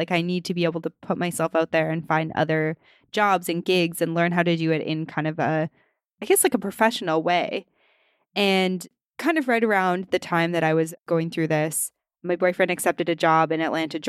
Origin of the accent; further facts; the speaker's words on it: Western Canada, Canada; Like, I grew up in Western Canada and I was like, oh, Gone with the Wind?